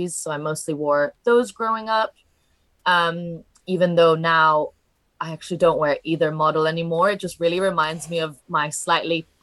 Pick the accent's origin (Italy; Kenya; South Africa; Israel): Italy; English is a second language; now in United Kingdom; I'm originally from Italy, so I guess my coming into sneakers was maybe a little bit different compared to people in the UK, and the types of sneakers that maybe I wore growing up were a little bit different.